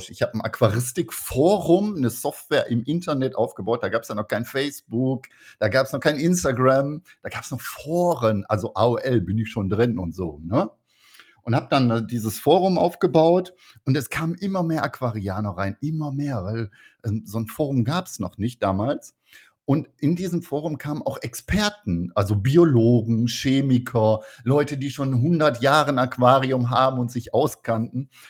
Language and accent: German; North Rhine-Westphalia, Germany; ich bin ja ein Kind des Ruhrpots und ähm, im Ruhrpott hieß es immer, du musst erstmal einen vernünftigen Handwerksberuf machen